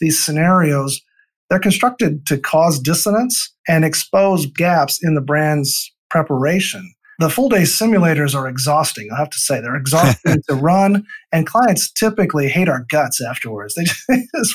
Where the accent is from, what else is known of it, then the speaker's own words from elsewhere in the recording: Northeast Iowa, United States; grew up on a farm in Northeast Iowa